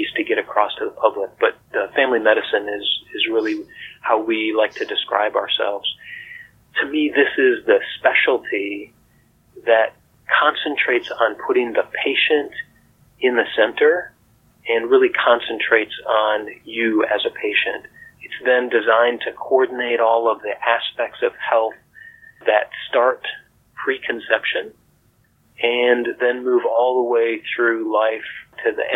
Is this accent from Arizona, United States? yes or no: no; Montana, United States; moved away as an adult; also born or lived in Colorado; Growing up in Montana